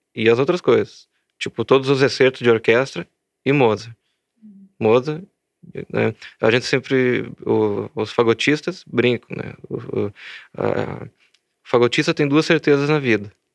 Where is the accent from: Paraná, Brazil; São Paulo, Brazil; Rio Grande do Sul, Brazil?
Rio Grande do Sul, Brazil; also born or lived in Belo Horizonte; Sou, gaúcho, sou gaúcho e estou em Santa Maria.